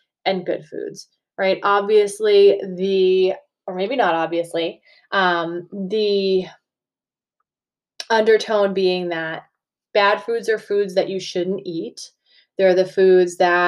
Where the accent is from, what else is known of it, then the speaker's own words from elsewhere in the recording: Massachusetts, United States; accent: Massachusetts; having a Massachusetts accent